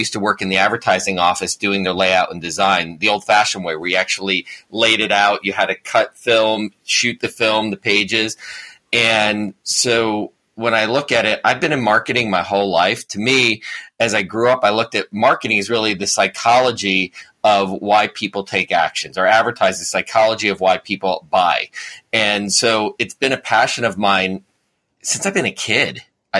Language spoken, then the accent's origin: English; New Jersey, United States; accent: New Jersey; Maybe I lost my New Jersey accent a little bit too much, so I didn't fit in New York City.